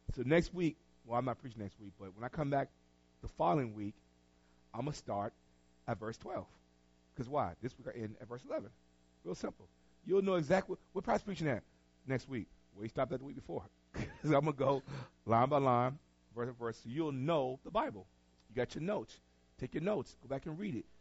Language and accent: English; Tarboro, North Carolina, United States; moved away; I'm from Tarboro. I'm from North Carolina